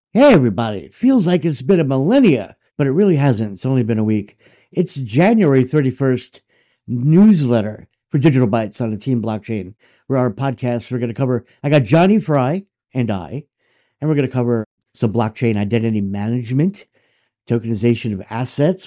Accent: United States; as an American

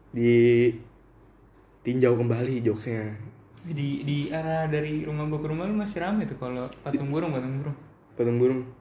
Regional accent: Sragen, Central Java, Indonesia; di kampung gue tuh di Seragen

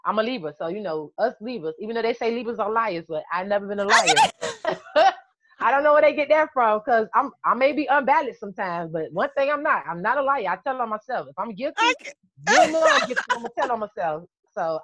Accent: Miami, Florida, United States; also born or lived in Dunkirk, New York; Even though I was raised in Miami, I'm from New York.

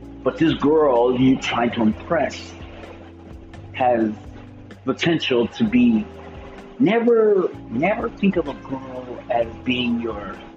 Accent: Missouri, United States; I'm from Missouri, one of the greatest states in the Union

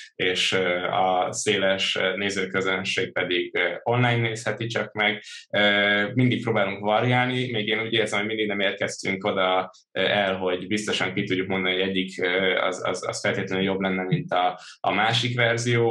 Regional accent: Törökbálint, Pest, Hungary; also born or lived in Budapest; Budapesten születtem, Törökbániton nőttem fel

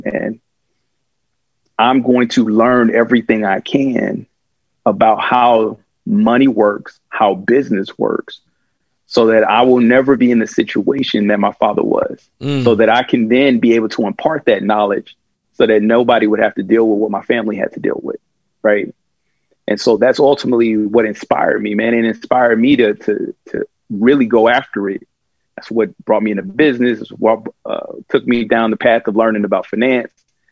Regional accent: Kansas City, Kansas, United States; I grew up in Kansas City, Kansas

